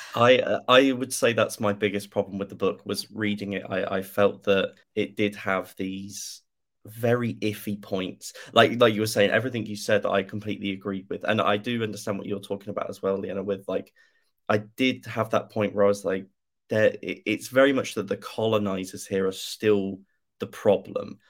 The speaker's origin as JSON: {"language": "English", "country": "United Kingdom", "said": "being a British person"}